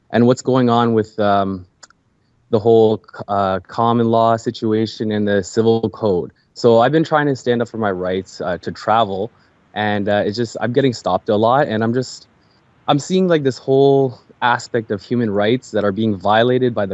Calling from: Toronto, Ontario, Canada; from Canada, Toronto, Canada.

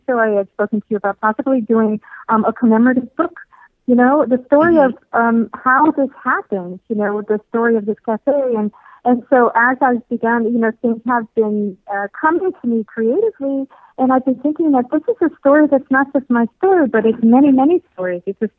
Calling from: Florida, United States; from South Florida.

